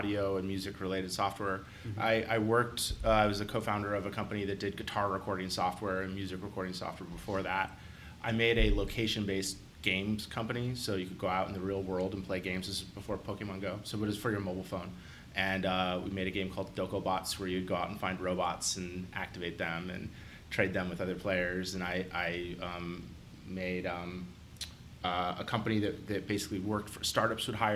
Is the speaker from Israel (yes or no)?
no; Columbus, Ohio, United States; also born or lived in San Francisco, California; I grew up here in Columbus